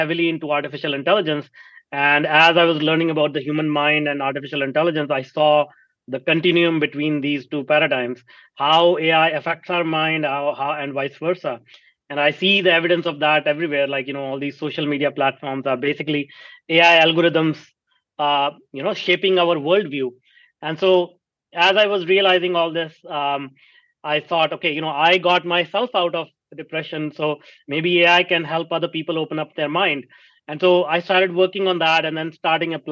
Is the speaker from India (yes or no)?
yes; India; moved away as an adult; now in North America; I grew up in India, if you cannot recognize my accent, in a small town.